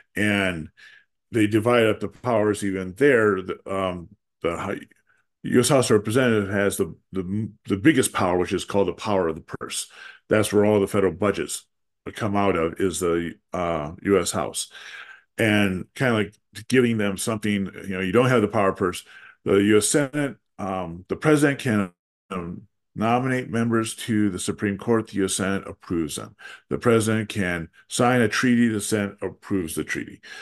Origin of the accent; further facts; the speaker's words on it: Wisconsin, United States; the state of Wisconsin, my home state.